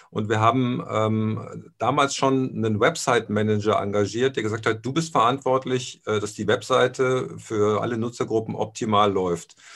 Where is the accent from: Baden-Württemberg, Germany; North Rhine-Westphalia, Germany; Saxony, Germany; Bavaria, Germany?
North Rhine-Westphalia, Germany; Aachen; Äh, ich bin in Aachen aufgewachsen. Also mein, mein Vater war bei der Bundeswehr. Also bis zu meinem 13. Lebensjahr sind wir zwölfmal umgezogen. Und äh, so die letzte Station war dann Aachen.